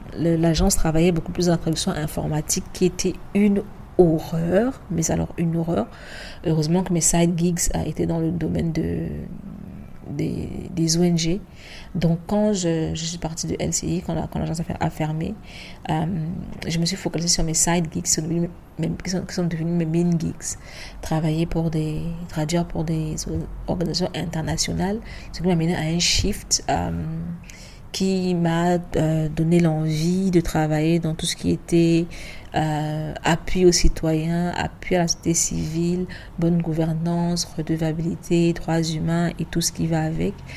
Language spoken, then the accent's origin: French; Douala, Littoral, Cameroon; moved away as an adult; also born or lived in Yaoundé, Cameroon / Dakar, Senegal; je suis née, j'ai grandi à Douala